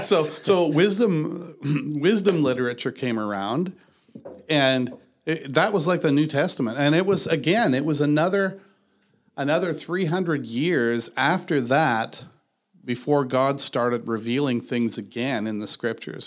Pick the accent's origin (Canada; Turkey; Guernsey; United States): Canada; I'm a Canadian